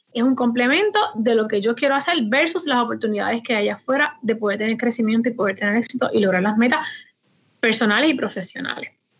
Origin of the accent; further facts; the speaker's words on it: Aguada, Puerto Rico; now in Moca, Puerto Rico; Yo soy original de Aguada